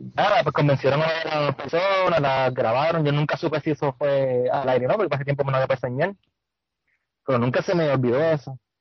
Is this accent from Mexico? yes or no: no; Puerto Rico; como todo puertorriqueño que vive aquí, este, la mayoría de nuestra familia